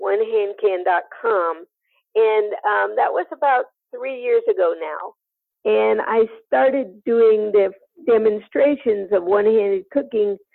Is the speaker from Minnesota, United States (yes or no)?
no; northeast of Sacramento, Northern California, United States; I'm from California, Northern California, northeast of Sacramento